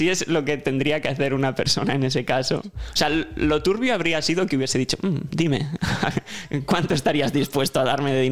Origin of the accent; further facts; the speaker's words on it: San Sebastián, Basque Country, Spain; Verás, soy de San Sebastián y... A ver cómo te lo explico. Yo estoy interesado en viajar a Madrid